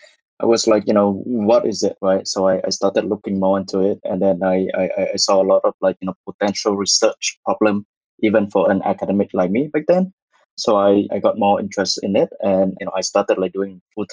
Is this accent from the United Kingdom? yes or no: no; Vietnam; moved away as an adult; also born or lived in Singapore; I was born and raised in Vietnam